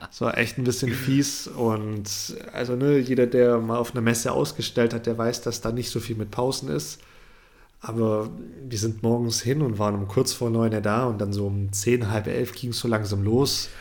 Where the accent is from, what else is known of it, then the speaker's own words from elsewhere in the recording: Germany; bei uns in Deutschland